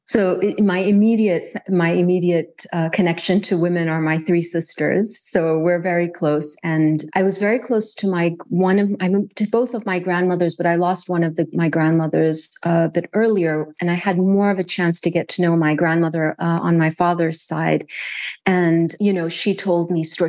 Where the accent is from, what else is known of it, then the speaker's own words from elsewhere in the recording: Kuwait; also born or lived in United States; growing up in Kuwait